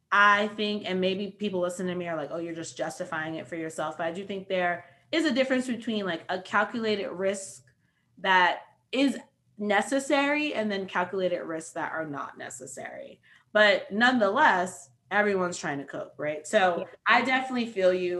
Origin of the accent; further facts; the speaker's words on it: New York City, New York, United States; I'm also from New York City.